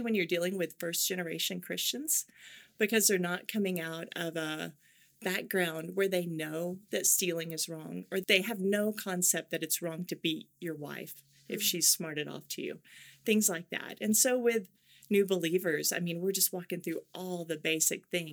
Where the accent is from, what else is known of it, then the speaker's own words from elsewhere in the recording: Oklahoma, United States; accent: Oklahoma; moved away as an adult; now in Asia; I grew up in Oklahoma. Mm-hmm. And so I come back and I know how to fit into the right. culture and I can get my Oklahoma accent on when I need